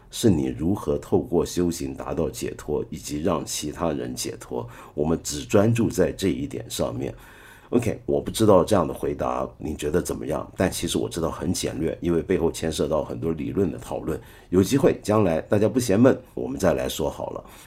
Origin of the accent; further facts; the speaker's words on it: China; 因为我们中国太大